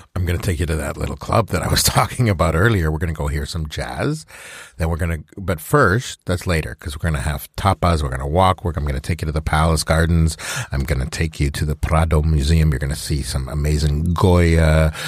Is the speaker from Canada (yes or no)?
yes; Alberta, Canada; I grew up in Alberta